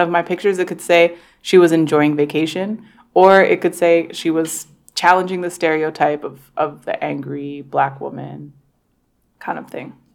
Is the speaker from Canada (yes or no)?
yes; Toronto, Ontario, Canada; growing up in Toronto, we did celebrate Black History Month